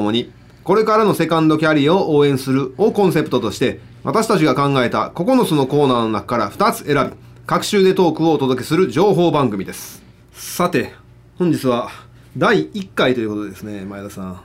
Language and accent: Japanese; Higashiosaka, Osaka, Japan; 僕、生まれも育ちも東大阪だから。